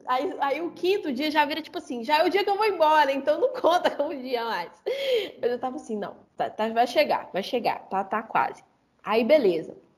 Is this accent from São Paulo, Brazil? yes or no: no; Belo Horizonte, Minas Gerais, Brazil; Eu sou de Belo Horizonte, Minas